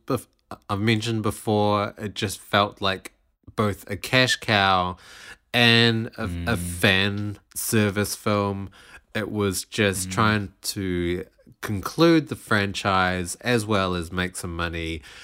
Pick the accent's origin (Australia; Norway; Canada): Australia; in Australia we don't.